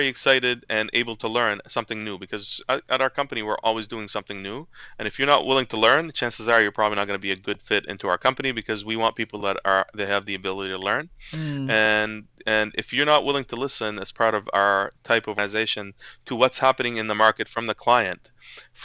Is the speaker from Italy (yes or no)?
no; Halifax, Nova Scotia, Canada; English is a second language; when I came to Halifax as a young boy, I was bullied.